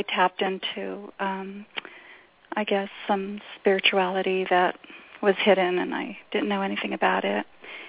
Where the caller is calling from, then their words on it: New Mexico, United States; I'm in New Mexico.